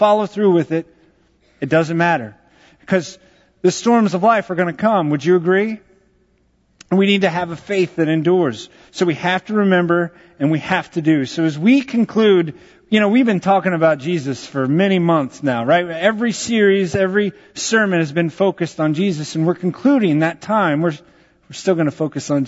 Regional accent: Texas, United States; I grew up in Texas.

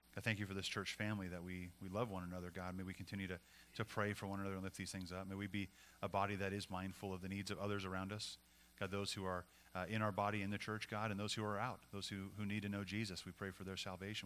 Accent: Montana, United States; now in California, United States; When we moved from California to Montana, we left my my parents' parents and uh, left them behind here.

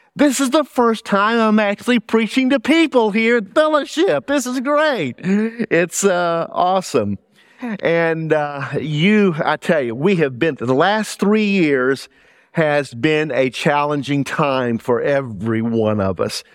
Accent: South Louisiana, United States; accent: Southern; moved away as an adult; also born or lived in Middlesex County, New Jersey / New York City; now in Burlington County, United States; I grew up in South Louisiana

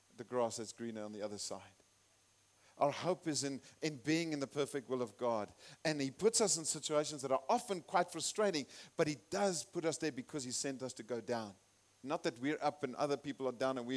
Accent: Zimbabwe; also born or lived in South Africa; I'm from Zimbabwe and I'm a citizen

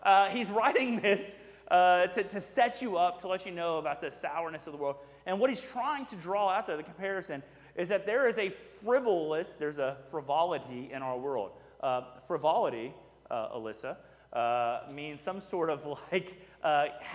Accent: Houston, Texas, United States; I grew up in Houston, so it was my beach

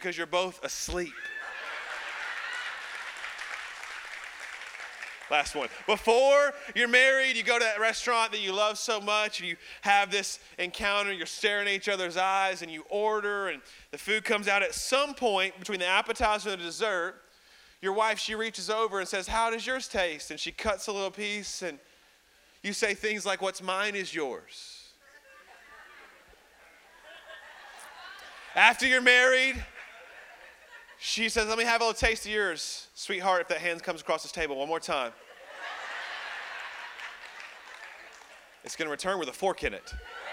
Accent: Birmingham, Alabama, United States; I'm from Birmingham, Alabama

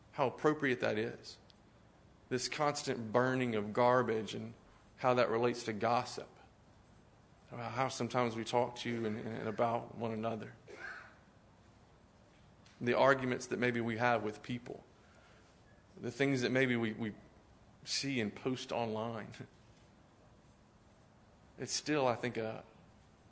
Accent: Spurger, Texas, United States; was 13 years in Spurger, Texas before that, where I grew up in Southeast Texas

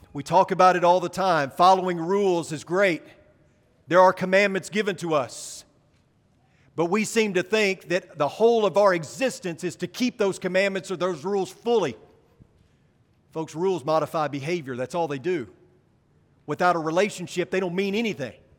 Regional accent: Arkansas, United States; now in Texas, United States; I grew up in the Holy Land, uh, in Arkansas. Nine miles from the Missouri Boot Hill

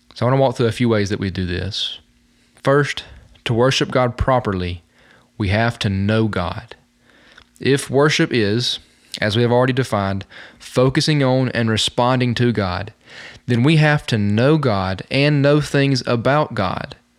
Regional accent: Talladega, Alabama, United States; Right outside of my hometown of Talladega is Mount Sheehaw. It is the tallest mountain in Alabama

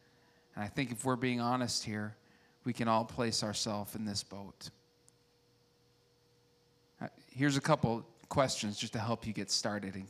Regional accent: United States; I like being an American

